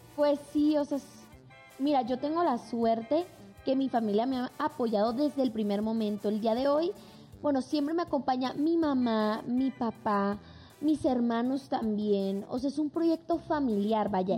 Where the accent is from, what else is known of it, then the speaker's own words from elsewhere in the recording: Mazatlán, Sinaloa, Mexico; de donde soy yo, que es Mazatlán